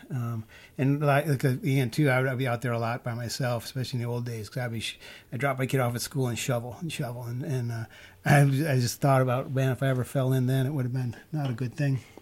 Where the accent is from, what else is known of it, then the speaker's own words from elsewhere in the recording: Chicago, Illinois, United States; now in Moab, United States; I was raised in Chicago